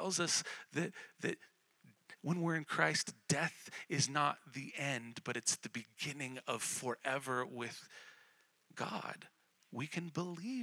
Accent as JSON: {"language": "English", "town": "Colorado Springs", "region": "Colorado", "country": "United States", "tie": "born or raised there", "said": "I grew up in Colorado Springs"}